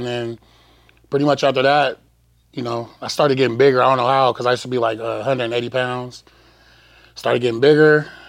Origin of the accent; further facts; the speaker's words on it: Phoenix, Arizona, United States; I'm from Phoenix, Arizona.